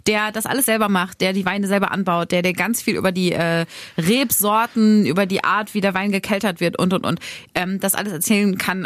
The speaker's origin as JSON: {"language": "German", "town": "Braunschweig", "region": "Lower Saxony", "country": "Germany", "tie": "born or raised there", "said": "in meinem Heimatdorf in Mascherode"}